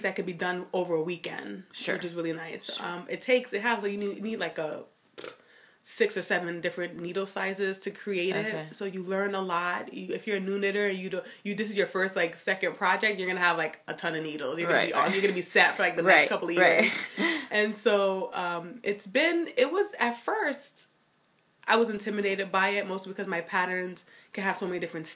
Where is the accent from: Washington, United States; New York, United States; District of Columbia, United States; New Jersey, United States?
New York, United States; New York City; also born or lived in Miami; I grew up in Brooklyn. That's like my hometown. I was born in Miami, but I moved when I was like a year